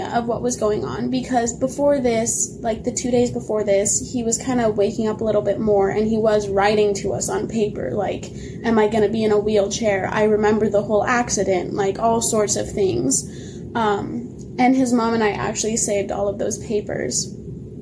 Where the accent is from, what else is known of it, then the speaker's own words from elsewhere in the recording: Montana, United States; We were in Seattle at the time, and we're from Montana